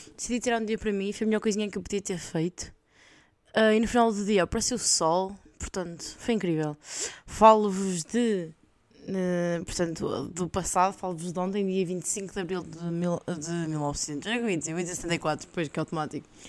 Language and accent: Portuguese; Portugal; now in Belgium; como boa portuguesa